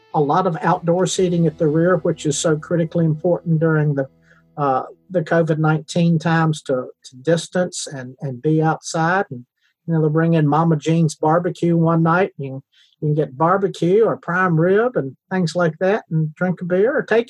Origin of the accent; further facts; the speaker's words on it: Salem, Virginia, United States; when I was growing up in Salem, and I grew up only about a block and a half from there